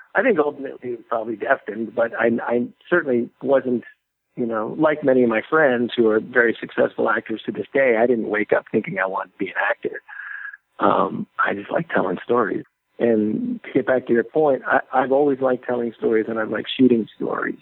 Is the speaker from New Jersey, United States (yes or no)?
yes; New Jersey, United States; now in Los Angeles, United States; as a kid growing up in New Jersey